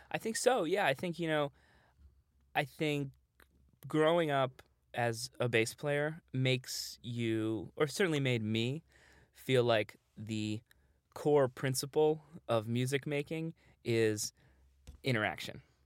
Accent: New York City, New York, United States; I grew up in New York

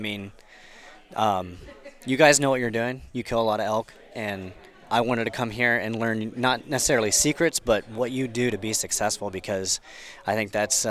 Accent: Wooster, Ohio, United States; from Worcester, Ohio

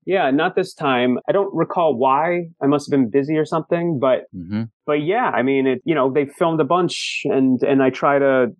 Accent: New Jersey, United States; we're from New Jersey.

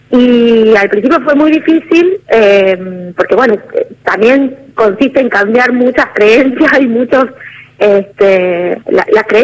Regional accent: Tucumán, Argentina; nosotros somos de Tucumán, y pudimos desarrollar alianzas con organizaciones de Córdoba

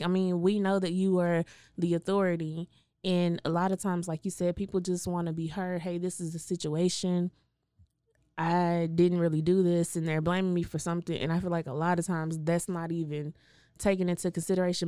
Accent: Waco, Texas, United States; I grew up in Waco

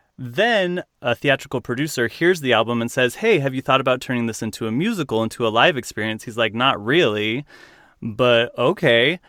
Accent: Utah, United States; I'm from Utah.

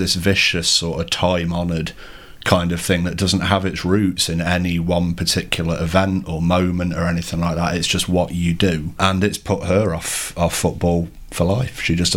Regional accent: Nottingham, East Midlands, United Kingdom; somebody who's born and raised in Nottingham and has lived here for the vast majority

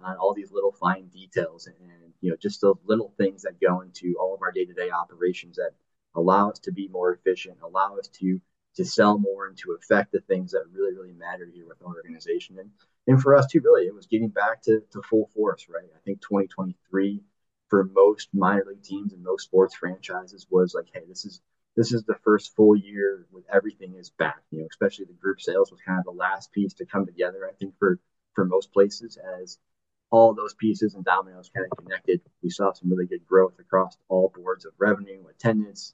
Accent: near Lansing, Michigan, United States; moved away as an adult; now in Durham, United States; I grew up 15 minutes from Lansing

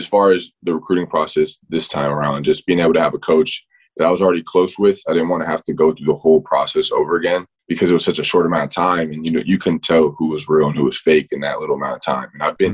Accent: Florida, United States; I definitely followed Florida because I'm being from Florida. Everybody in my hometown or everybody back home, you know, you see Gator fans everywhere.

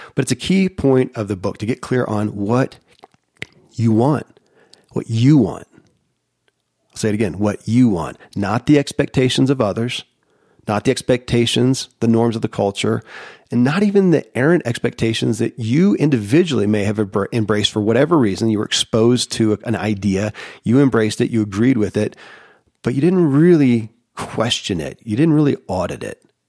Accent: Kentucky, United States; born or raised there

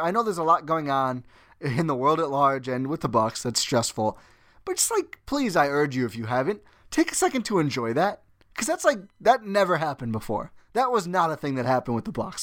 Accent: Milwaukee, Wisconsin, United States; born and raised in Milwaukee, Wisconsin

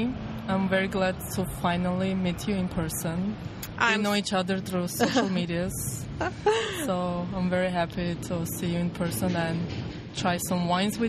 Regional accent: Yerevan, Armenia; moved away as an adult; now in United States; I was born and raised in Yerevan. I went to school there. You know, I graduated from university over there.

